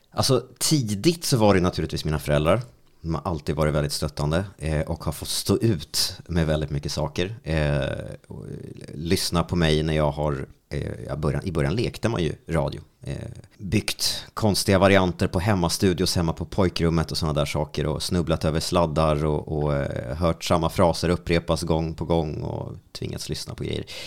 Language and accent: Swedish; Strängnäs, Södermanland, Sweden; hemma i Strängnäs